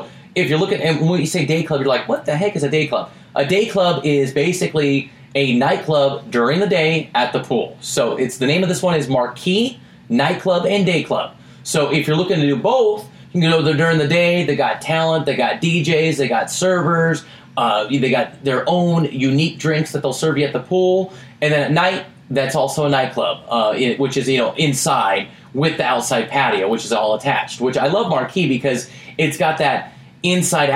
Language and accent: English; Portland, Oregon, United States; now in Las Vegas, United States; I'm from Portland, Oregon